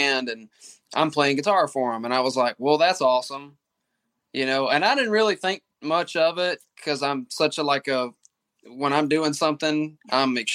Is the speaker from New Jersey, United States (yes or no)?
no; Mississippi, United States; I'm from Mississippi